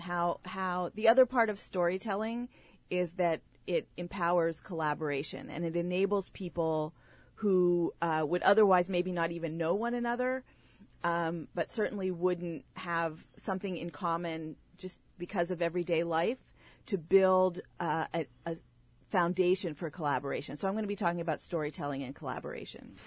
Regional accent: State College, Pennsylvania, United States; now in South Orange, United States; I grew up in State College, Pennsylvania, the home of Penn State University

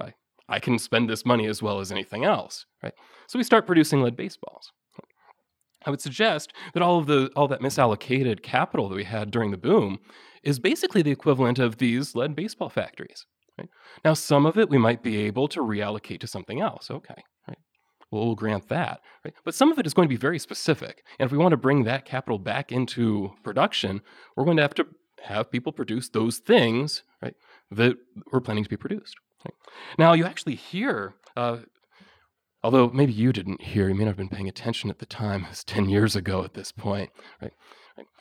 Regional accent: Ohio, United States; I come from Ohio, we have a population of about ten million

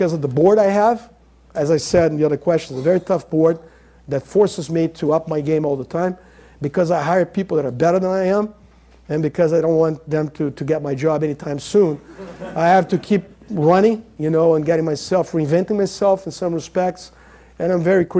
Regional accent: Brazil; I'm not American, I'm Brazilian

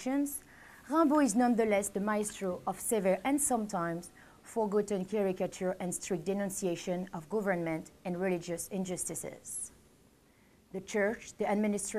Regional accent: Paris, Île-de-France, France; English is a second language; moved away; I'm from Paris

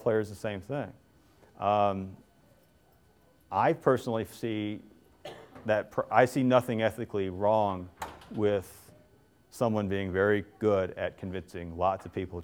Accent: Cincinnati, Ohio, United States; I grew up in Cincinnati

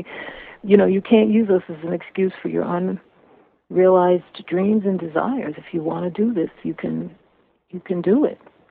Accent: Cambridge, Massachusetts, United States; I grew up in Cambridge

